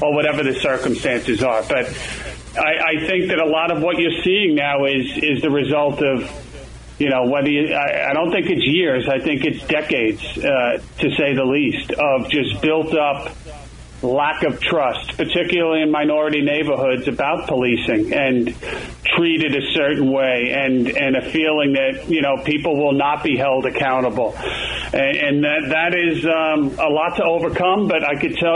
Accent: New York City, New York, United States; as a kid growing up in Queens, it was a middle class neighborhood, Sunnyside

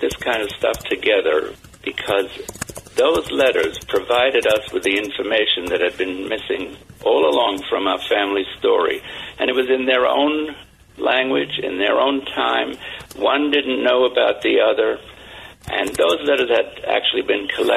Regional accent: London, United Kingdom; moved away; I grew up in London, wartime London

